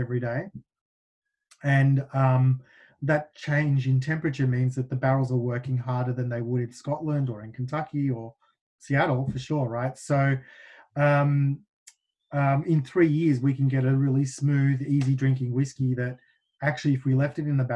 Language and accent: English; Melbourne, Victoria, Australia; moved away as an adult; now in United States; Melbourne, my hometown